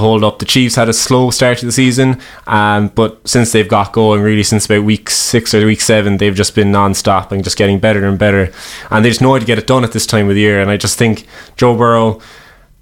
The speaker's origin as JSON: {"language": "English", "area": "Cork", "region": "Munster", "country": "Ireland", "said": "we're from Cork"}